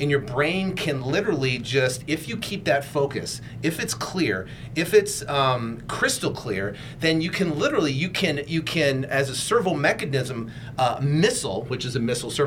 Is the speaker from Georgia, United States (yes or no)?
no; Vermont, United States; I grew up in Vermont